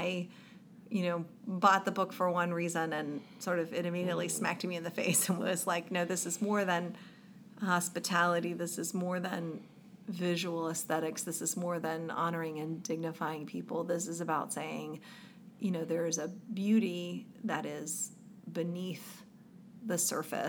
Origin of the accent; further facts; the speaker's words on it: the South, United States; a typical white girl growing up in the South